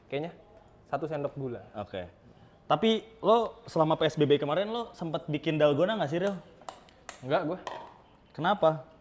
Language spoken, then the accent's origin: Indonesian; Java, Indonesia; Kan gue Jawa.